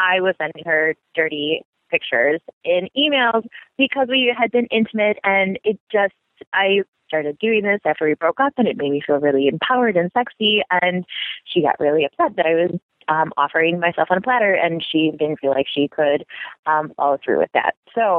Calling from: Midwest, United States; Hey, Dan, I am a lesbian from the Midwest, and I listen to your show every week.

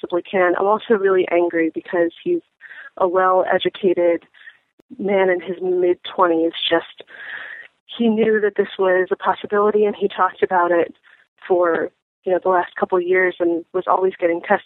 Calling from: Philadelphia, Pennsylvania, United States; I'm calling you from Philadelphia

